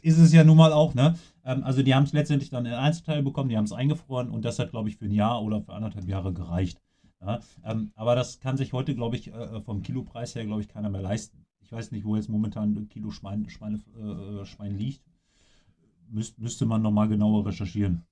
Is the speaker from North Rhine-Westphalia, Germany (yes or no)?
yes; Coesfeld, North Rhine-Westphalia, Germany; hier bei uns in Coesfeld